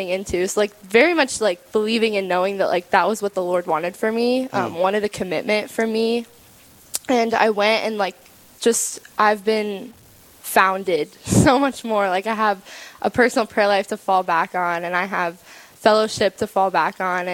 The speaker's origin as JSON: {"language": "English", "region": "Ohio", "country": "United States", "said": "I'm 18. I'm from Ohio."}